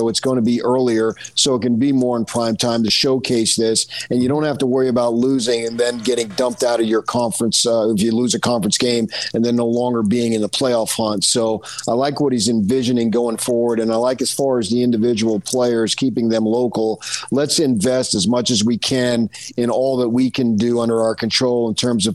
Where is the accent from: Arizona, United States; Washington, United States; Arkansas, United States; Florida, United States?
Arizona, United States; my home state of Arizona